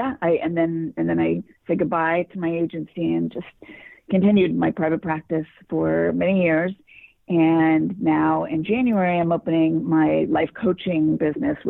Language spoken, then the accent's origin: English; Los Angeles, California, United States; I grew up in Los Angeles